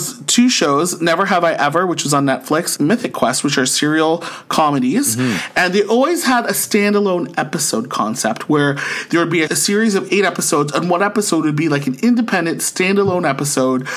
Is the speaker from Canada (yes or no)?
yes; St. Catharines, Ontario, Canada; now in Ottawa, Canada; born and raised in St. Catharines, Ontario, and now living in the nation's capital of Ottawa